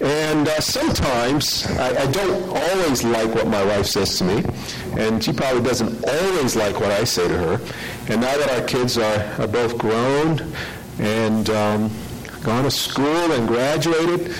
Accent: New York City, New York, United States; I'm from New York City

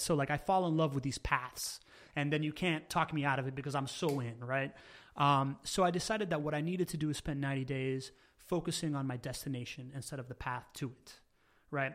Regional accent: Miami, Florida, United States; English is a second language; also born or lived in Venezuela / Spain / California; we moved back to Miami, where I grew up

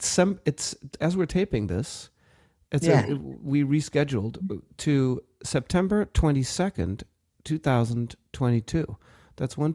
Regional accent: Germany; also born or lived in South Africa; now in United States; And I was still trying to adjust to my new life in America, you know, after growing up in Germany and in Africa and South Africa, you know, like everything was different here

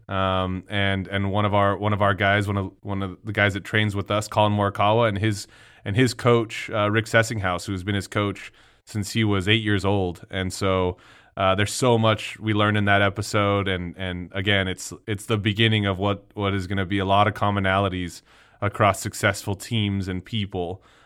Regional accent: El Paso, Texas, United States; growing up in El Paso, Texas

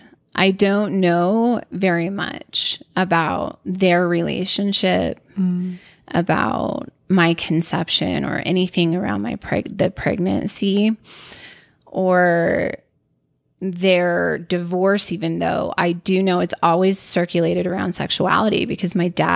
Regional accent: Bountiful, Utah, United States; born there; So I was born in Bountiful, Utah.

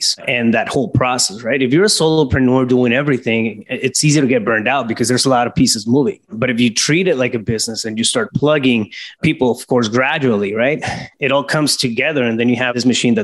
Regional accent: Yuma, Arizona, United States; a small town, Yuma, Arizona. That's my hometown

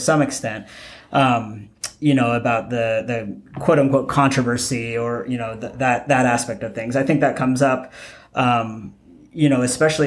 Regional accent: Idaho, United States; I'm from Idaho

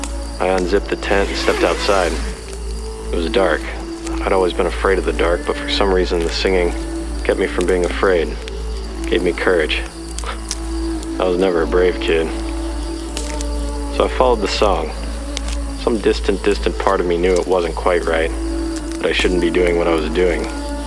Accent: Texas, United States; We're originally from Texas, ironically enough. I only ended up here after spending a little bit of time in the Marines, getting stationed in North Carolina, and liking it enough to stay.

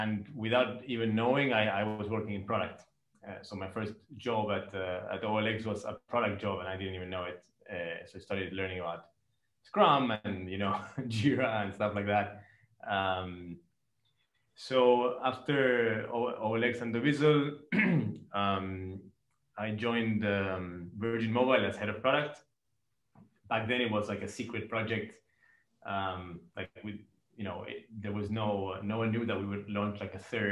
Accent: Argentina; moved away as an adult; now in Dubai, United Arab Emirates; I'm from Argentina.

